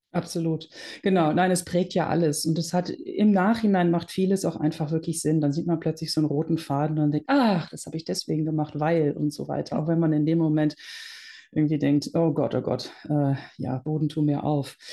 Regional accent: Netherlands; now in Germany; ich bin gebürtige Niederländerin und wir sind irgendwann nach Deutschland gezogen

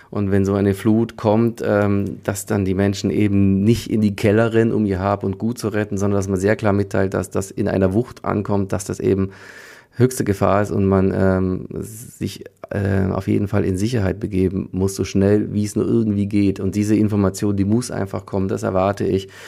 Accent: Leipzig, Saxony, Germany; born there; ich bin ja in der DDR geboren, in Leipzig, da war die Sirenenprobealarm.

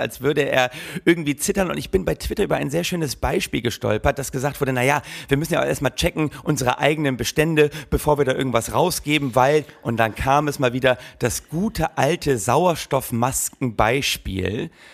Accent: Berlin, Germany; Als Berliner

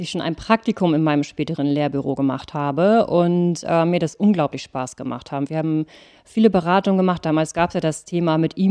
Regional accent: Ratzeburg, Schleswig-Holstein, Germany; Ich bin in Ratzeburg tatsächlich aufgewachsen, geboren und habe da viele Jahre ja auch gelebt, bis ich im Endeffekt mit der Schule fertig war

